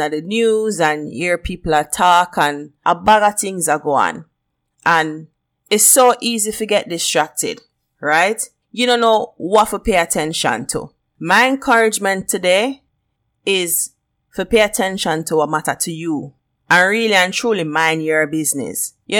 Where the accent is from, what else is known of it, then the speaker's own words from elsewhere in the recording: Jamaica; accent: Jamaican; I'm Jamaican and I'm proud of where I come from. And the Jamaican accent, one of the best accent.